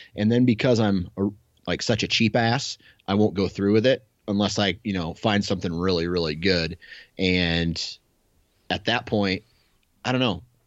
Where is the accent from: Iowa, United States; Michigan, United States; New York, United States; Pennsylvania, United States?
Iowa, United States; I'm a local guy, right? I'm from Iowa.